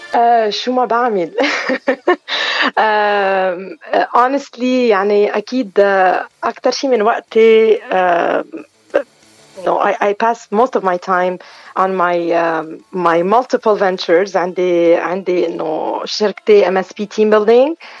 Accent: Beirut, Beirut Governorate, Lebanon; now in Montreal, Canada; اوريجينالمون من الاشرفيه من بيروت

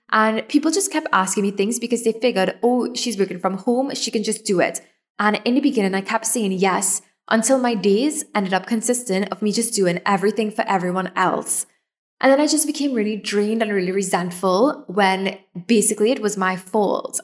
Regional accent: Trinidad & Tobago; I'm from Trinidad

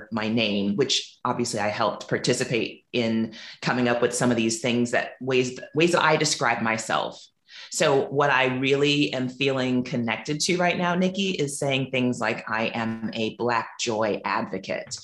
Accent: Silicon Valley, California, United States; moved away as an adult; also born or lived in New Orleans, Louisiana; now in Montego Bay, Jamaica; was raised in predominantly white spaces in what is now the Silicon Valley in California, and went to Christian private schools, which were white, the majority of my childhood

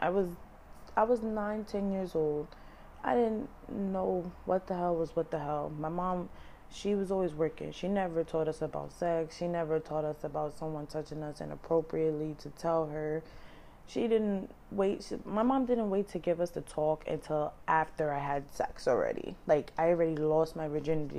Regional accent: New York City, New York, United States; Once we moved from Mashula Parkway, we moved to St. Lawrence in the Bronx

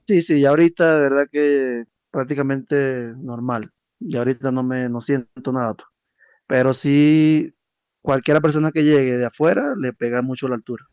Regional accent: Cumaná, Sucre, Venezuela; moved away as an adult; also born or lived in Maturín, Venezuela / Colombia; now in La Paz, Bolivia; yo soy de Cumaná

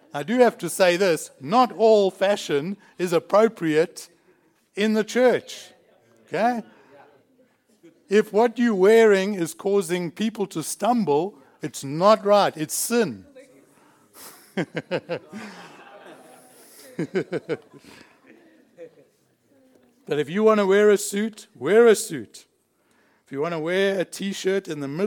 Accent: South Africa; now in Australia; I've changed my nationality. I'm now Australian. I was born a South African

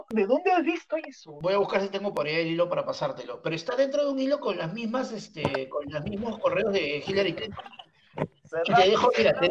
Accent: Peru; mañana que soy bien peruano.

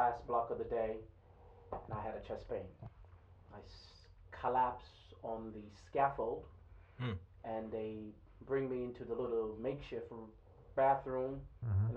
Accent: Kingston, Jamaica; now in United States; I was born and raised in Kingston, Jamaica

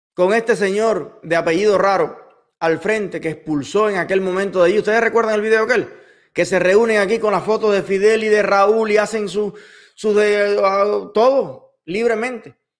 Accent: Cuba; moved away; mi país y a mi pueblo

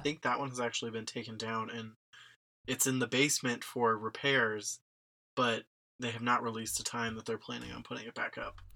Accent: Cincinnati, Ohio, United States; I grew up in Cincinnati.

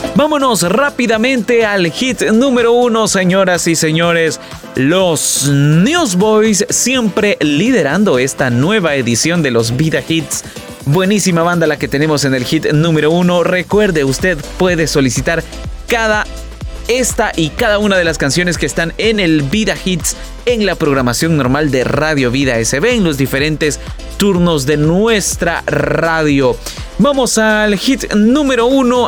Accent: El Salvador; música de nuestro país, música salvadoreña

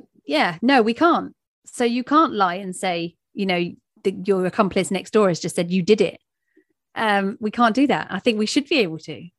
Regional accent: England, United Kingdom

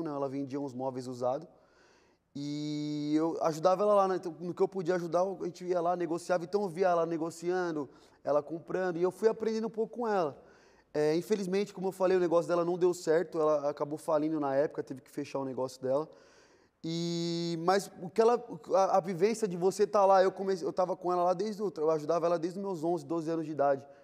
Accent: São Paulo, Brazil; born there; eu vim de quebrada, né? Eu nasci na Vila Rica de São Paulo.

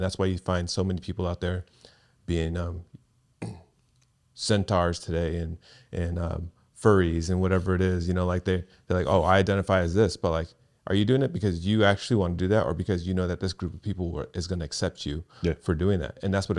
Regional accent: Seaside, California, United States; So I grew up in Seaside, California, and Crips and Bloods were a big thing there.

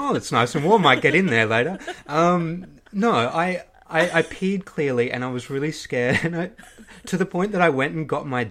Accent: Queensland, Australia; I'm from Queensland.

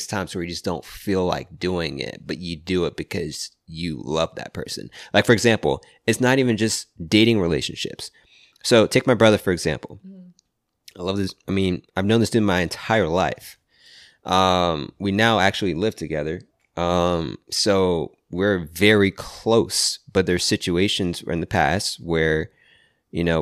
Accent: Virginia, United States; I'm from the East Coast. I'm from Virginia

